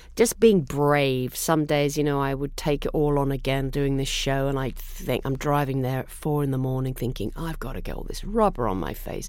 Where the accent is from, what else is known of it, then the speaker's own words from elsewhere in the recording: England, United Kingdom; now in United States; I'm English person.